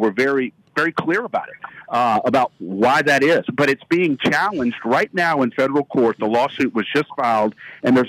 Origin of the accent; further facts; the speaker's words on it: Shreveport, Louisiana, United States; I'm from Shreveport originally